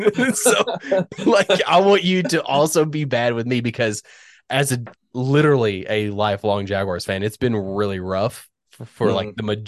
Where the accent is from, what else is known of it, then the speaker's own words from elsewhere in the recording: Northern Virginia, United States; moved away; I grew up in Northern Virginia